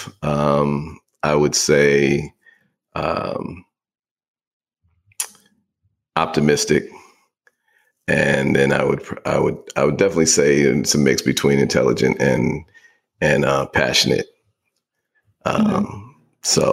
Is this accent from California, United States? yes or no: yes; Bay Area, California, United States; now in Atlanta, United States; I grew up in the Bay Area